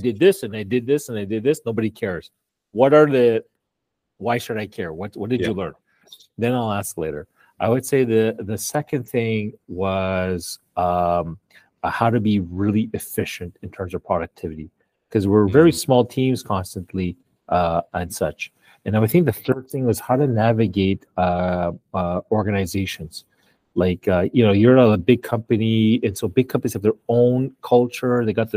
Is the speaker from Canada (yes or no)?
yes; Montreal, Quebec, Canada; moved away as an adult; now in Ottawa, Canada; So Montreal is my hometown